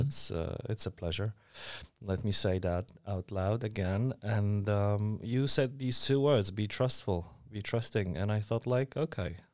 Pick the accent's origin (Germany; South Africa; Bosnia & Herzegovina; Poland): Poland; Warsaw, Masovian Voivodeship; I was born and raised in Warsaw